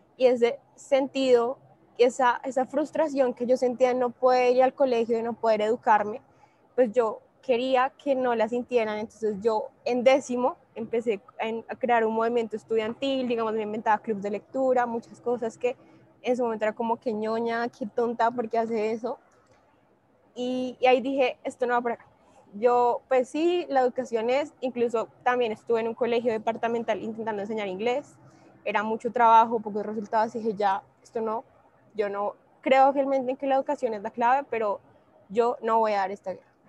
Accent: Bogotá, Colombia; En este momento estoy en Medellín, yo soy de Bogotá

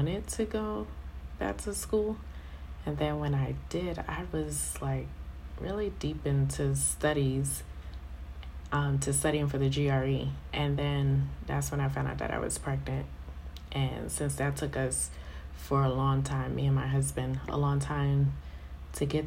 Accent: New York City, New York, United States; moved away as an adult; now in Colorado, United States; born and raised in Brooklyn and in Queens

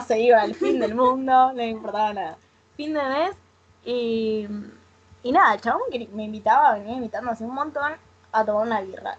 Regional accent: Rosario, Santa Fe, Argentina; yo soy de Rosario

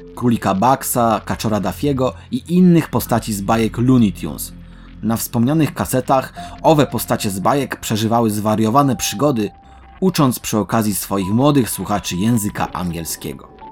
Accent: Końskie, Świętokrzyskie Voivodeship, Poland; moje rodzinne miasto końskie

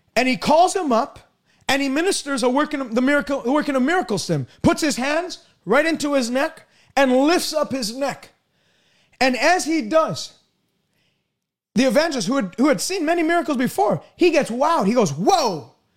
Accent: Canada; I'm from Canada

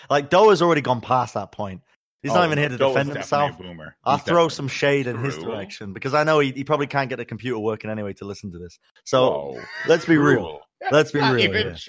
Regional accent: Gloucester, South West England, United Kingdom; I grew up in fucking Glockster.

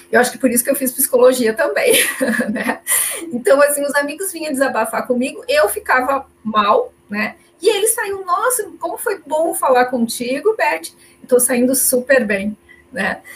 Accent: Caxias do Sul, Rio Grande do Sul, Brazil; Eu sou de Caxias do Sul, falo de vocês com vocês aqui de Caxias do Sul, no Rio Grande do Sul

